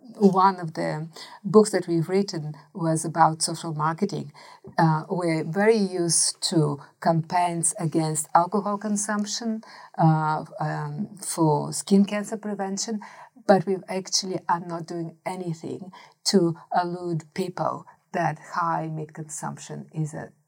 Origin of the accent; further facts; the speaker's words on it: Australia; the culture and the expectation that we are Australian, therefore we eat meat.